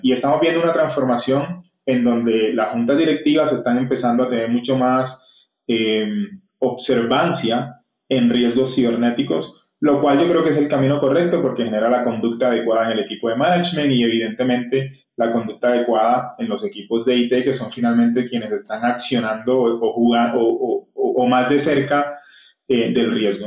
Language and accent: Spanish; Cartagena, Bolívar, Colombia; moved away; also born or lived in Bogotá; yo soy cartagenero